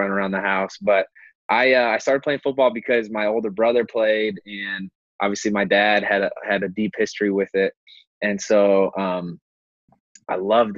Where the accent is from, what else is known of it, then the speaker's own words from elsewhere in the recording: Indianapolis, Indiana, United States; I grew up in Indianapolis, Indiana